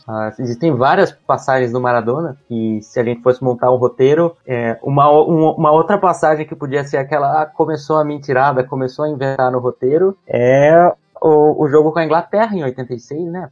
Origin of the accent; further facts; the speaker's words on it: Brazil; pra gente brasileiro